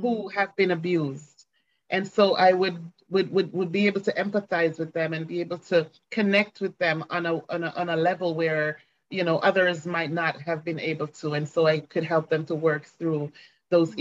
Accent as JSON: {"language": "English", "town": "Ocho Rios", "region": "Saint Ann", "country": "Jamaica", "tie": "born or raised there", "said": "I was born and raised in Jamaica, um, raised in Ocho Rios, Jamaica, in fact"}